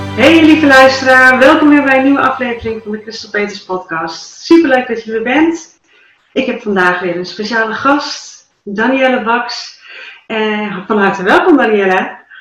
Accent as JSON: {"language": "Dutch", "town": "Dalen", "region": "Drenthe", "country": "Netherlands", "tie": "born or raised there", "said": "in Dalen, voor mijn geboortedorp"}